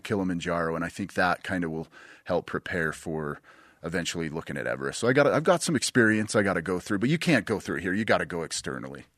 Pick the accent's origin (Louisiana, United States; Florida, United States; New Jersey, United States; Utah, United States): Utah, United States; Bountiful; growing up in Bountiful. We lived right in the mountains